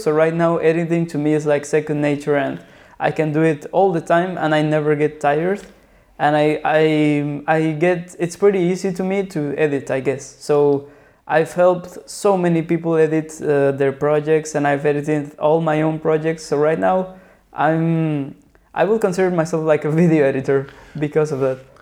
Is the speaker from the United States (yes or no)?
no; Mexico City, Mexico; moved away as an adult; now in Lisbon, Portugal; I was born and raised in Mexico City.